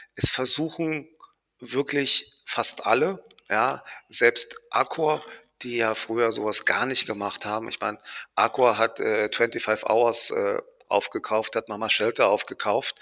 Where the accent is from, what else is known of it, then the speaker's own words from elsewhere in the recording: Marbella, Andalusia, Spain; now in Berlin, Germany; Ich bin ja in Spanien groß geworden